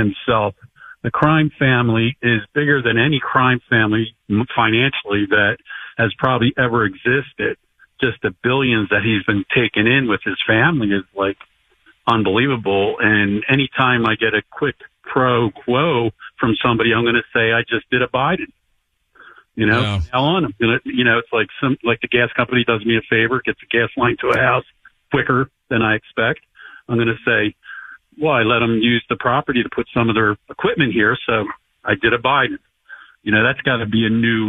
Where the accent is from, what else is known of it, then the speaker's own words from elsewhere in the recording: New Jersey, United States; accent: slight southern accent; I'm actually from South Jersey, so I got a slight southern accent, but compared to North Jersey.